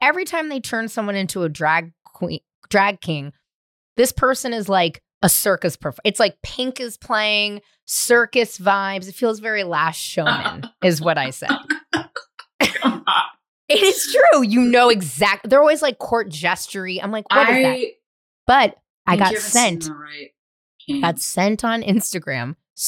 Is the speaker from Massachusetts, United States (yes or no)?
no; San Francisco, California, United States; now in Los Angeles, United States; San Francisco.